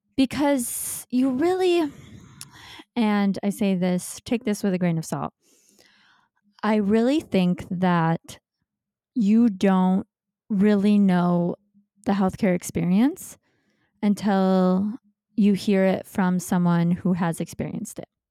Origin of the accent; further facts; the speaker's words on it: Michigan, United States; moved away as an adult; now in Los Angeles, United States; I'm from Michigan, but I moved out to Los Angeles, California to be with my now husband